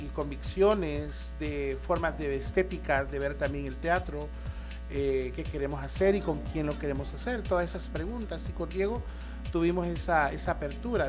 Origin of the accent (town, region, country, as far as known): El Salvador